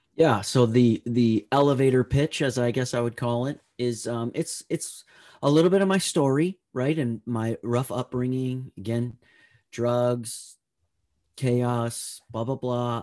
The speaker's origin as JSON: {"language": "English", "region": "Northern California", "country": "United States", "tie": "born or raised there", "said": "I grew up in Northern California"}